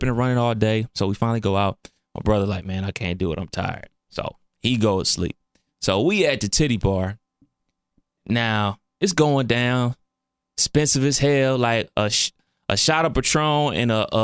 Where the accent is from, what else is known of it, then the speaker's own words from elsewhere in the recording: Cleveland, Ohio, United States; now in Dayton, United States; I'm from Cleveland